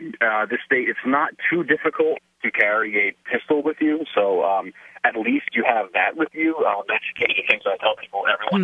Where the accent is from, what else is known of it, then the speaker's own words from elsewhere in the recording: Northeast, United States; moved away as an adult; now in Michigan, United States; I'm from the Northeast originally, so I've only lived in the state for a few years